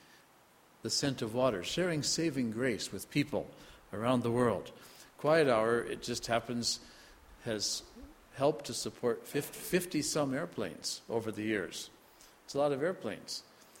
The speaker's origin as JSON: {"language": "English", "region": "Iowa", "country": "United States", "tie": "born or raised there", "also_born_or_lived": "North Dakota", "moved": "yes", "said": "I was spent a lot of years growing up in Iowa, farm country, pastored in North Dakota for quite some time as well"}